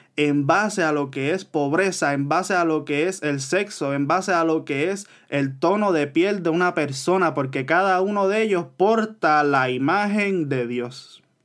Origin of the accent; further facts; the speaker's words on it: Puerto Rico; yo como puertorriqueño, que no soy ah, negro